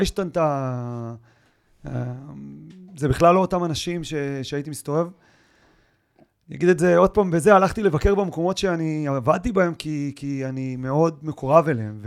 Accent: Israel; אני באמת בא מקיבוץ

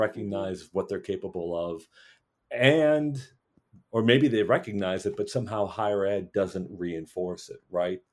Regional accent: Wisconsin, United States; I've a very privileged white guy, you know, growing up in Wisconsin

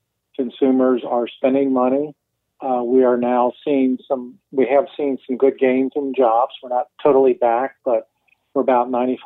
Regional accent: Cincinnati, Ohio, United States; now in North Carolina, United States; my town is Cincinnati.

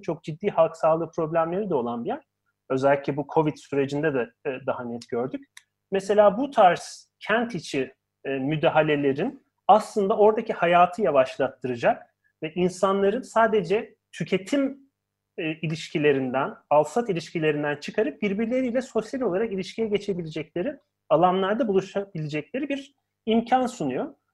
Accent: Ankara, Turkey; ben Ankaralıyım

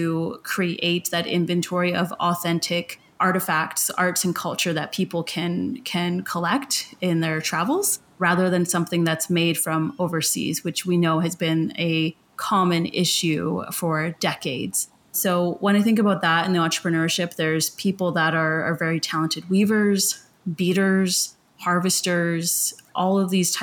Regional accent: Hupacasath First Nation, Alberni Valley, British Columbia, Canada; I come from Hoopachesit First Nation in the Alberni Valley

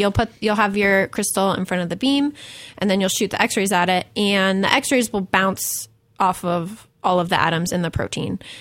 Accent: Buffalo, New York, United States; moved away as an adult; also born or lived in Tulsa, Oklahoma; I grew up in Buffalo, New York

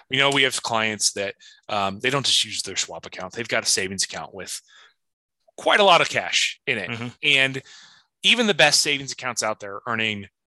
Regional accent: Indiana, United States; I'm from Indiana. I don't like Tom Brady.

